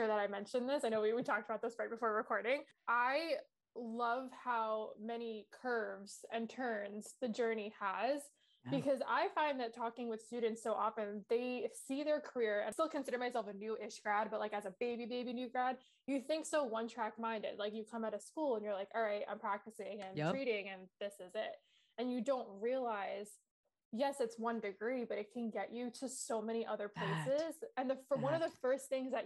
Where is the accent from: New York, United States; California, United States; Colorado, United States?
New York, United States; We're from New York